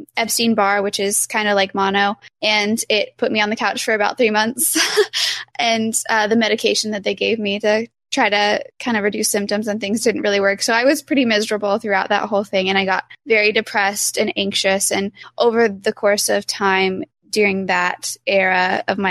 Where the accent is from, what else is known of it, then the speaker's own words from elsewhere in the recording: Lahoma, Oklahoma, United States; Lahoma. You take off the OK off of Oklahoma and that's where I'm from